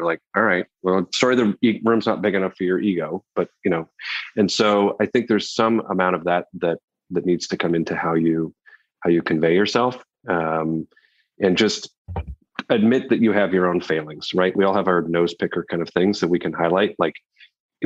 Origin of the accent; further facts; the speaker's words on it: Canada; moved away as an adult; now in New York, United States; I'm from Canada originally. I feel like I'm an honorary New Yorker after 16 years